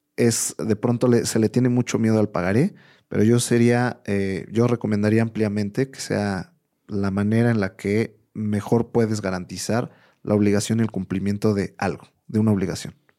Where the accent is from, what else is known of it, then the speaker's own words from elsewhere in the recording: Mexico; más como mexicanos